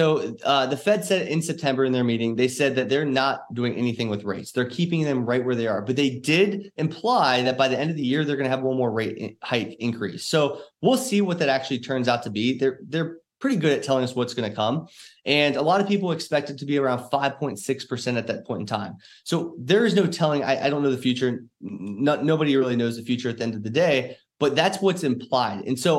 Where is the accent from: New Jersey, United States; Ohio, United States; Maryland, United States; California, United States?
Ohio, United States; Cincinnati; now in Dallas, United States; I came from Cincinnati, Ohio. This year we moved to DFW area.